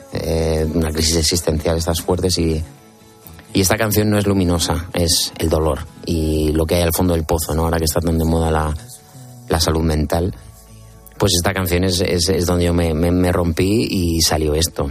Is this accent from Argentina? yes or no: no; Region of Murcia, Spain; su murciano favorito